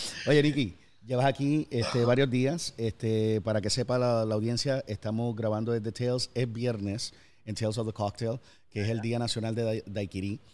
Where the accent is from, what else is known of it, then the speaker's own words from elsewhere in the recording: Puerto Rico; moved away; also born or lived in United States; que soy de Puerto Rico, me fui, regresé